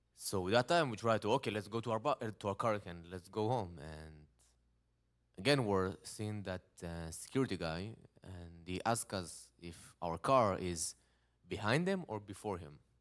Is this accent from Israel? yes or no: yes; Israel; English is a second language; I'm from Israel. I'm living in a nice town. It's called Netanya.